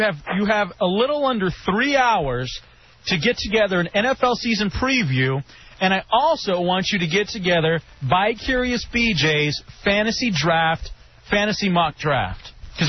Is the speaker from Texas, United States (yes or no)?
yes; Dallas, Texas, United States; now in Washington, D.C., United States; growing up in Dallas, Dallas is a great sports town.